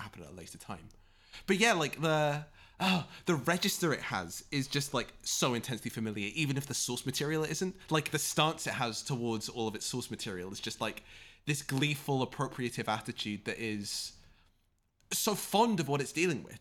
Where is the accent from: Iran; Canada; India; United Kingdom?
United Kingdom; both being British